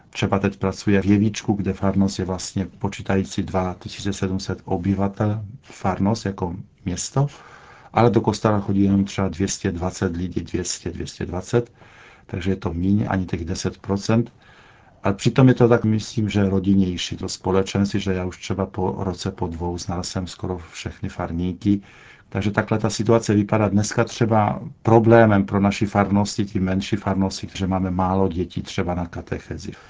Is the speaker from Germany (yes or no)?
no; Poland; Czech is a second language; now in Czech Republic